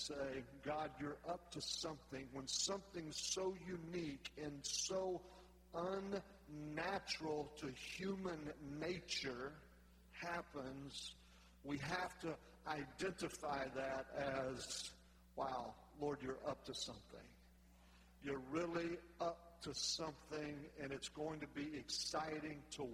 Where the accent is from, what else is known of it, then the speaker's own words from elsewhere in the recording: North Louisiana, United States; I'm from North Louisiana